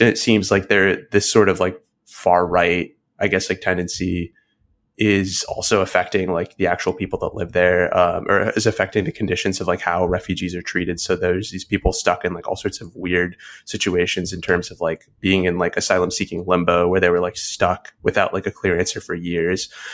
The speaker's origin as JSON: {"language": "English", "country": "United States", "said": "I'm American"}